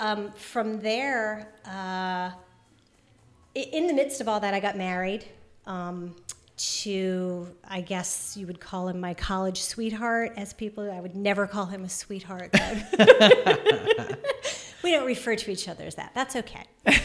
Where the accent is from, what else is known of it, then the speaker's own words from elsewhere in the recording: Wilmington, Delaware, United States; also born or lived in North Carolina; from North Carolina. I've lived in a lot of places, but that's where I came from before moving here. I'm from Wilmington, Delaware originally.